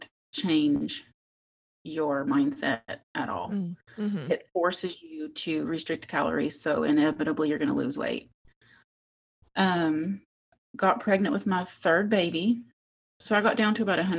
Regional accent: West Virginia, United States; moved away as an adult; now in Las Vegas, United States; I grew up in West Virginia, born and raised, but have now lived in Las Vegas for about 25 years.

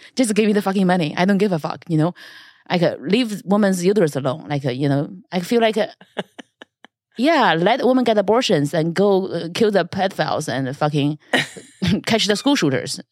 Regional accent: China; moved away; China is viewed as invasive because our government

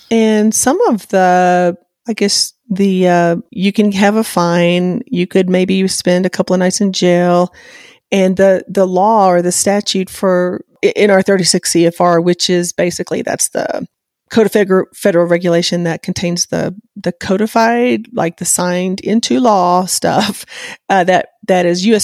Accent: the South, United States; I'm from the South

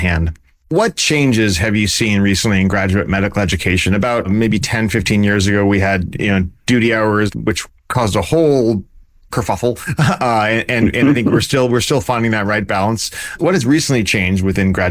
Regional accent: Vermont, United States; moved away as an adult; now in California, United States; I grew up in Vermont where it was, went to medical school in Vermont

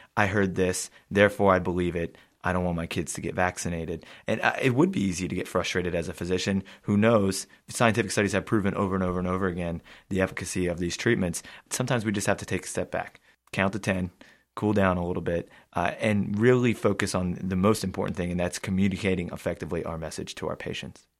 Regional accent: United States; as an American myself

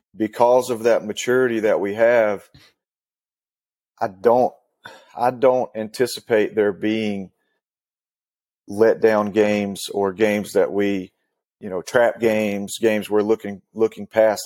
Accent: Western North Carolina, United States; So, I grew up in Western North Carolina

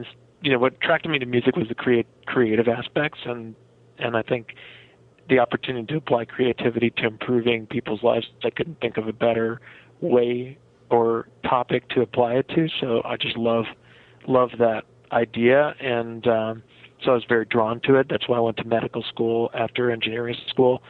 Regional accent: Rockland County, New York, United States; moved away as an adult; also born or lived in Massachusetts / Connecticut; I spent most of my youth in the upper, sort of outside the city in the Rockland County area before I went off to college

